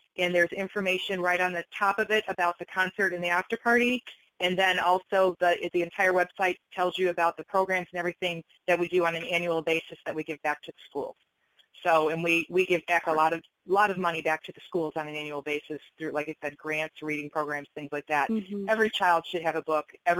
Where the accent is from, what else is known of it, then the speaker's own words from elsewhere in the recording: Downers Grove, Illinois, United States; I grew up in Downers Grove, raised my children in Downers